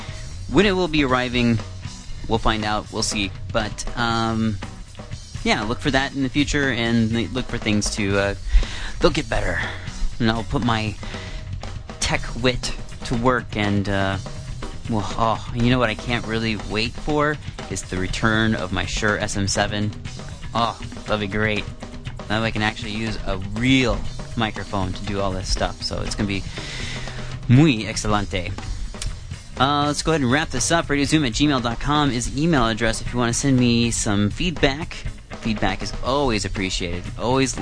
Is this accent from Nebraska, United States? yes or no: no; Iowa, United States; moved away as an adult; now in Vancouver, Canada; I'm from Iowa, but now I'm living in Vancouver